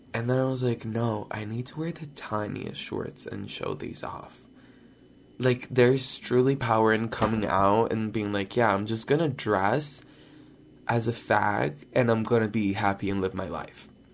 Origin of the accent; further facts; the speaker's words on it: Brazil; moved away; I grew up in Brazil